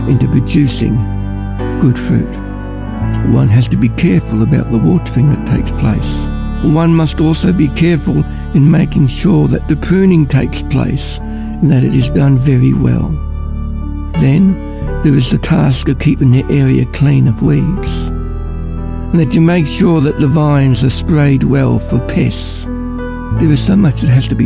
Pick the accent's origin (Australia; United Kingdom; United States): Australia; Ballarat, Victoria; also born or lived in Mildura; I'm from Ballarat.